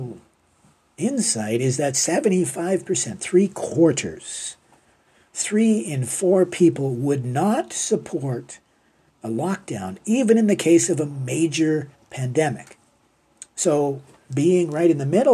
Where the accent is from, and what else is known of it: Canada